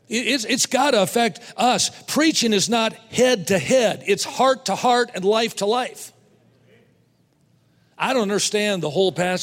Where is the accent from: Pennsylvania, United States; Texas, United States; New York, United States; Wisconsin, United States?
Wisconsin, United States; I was raised in Wisconsin, so I've been a Green Bay Packer fan all my life